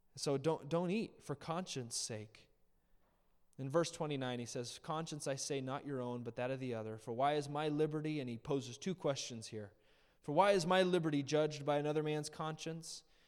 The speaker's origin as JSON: {"language": "English", "country": "United States", "said": "we as Americans"}